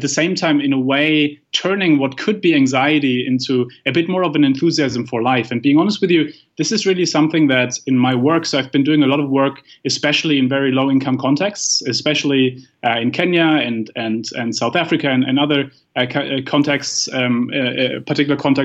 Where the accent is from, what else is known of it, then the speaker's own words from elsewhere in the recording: Germany; moved away; I come from Germany